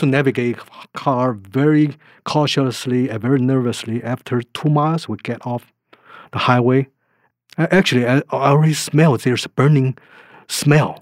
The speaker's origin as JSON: {"language": "English", "country": "Taiwan", "tie": "born or raised there", "moved": "yes", "said": "I was born in Taiwan"}